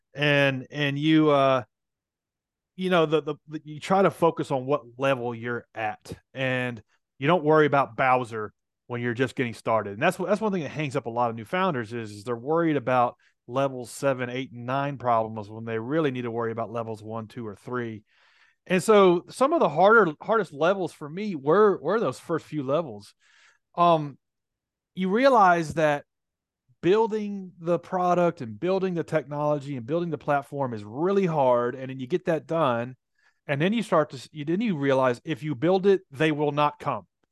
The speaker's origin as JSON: {"language": "English", "town": "Nashville", "region": "Tennessee", "country": "United States", "said": "I'm from Nashville"}